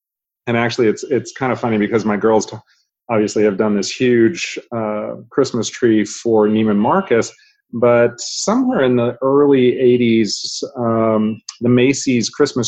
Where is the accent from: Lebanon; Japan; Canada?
Japan; born there; So she was born and raised in Japan, first generation immigrant. I was born in Japan myself